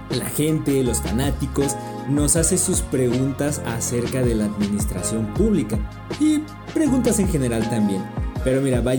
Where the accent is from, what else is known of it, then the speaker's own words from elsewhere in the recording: Mexico City, Mexico; como yo soy de la Ciudad de México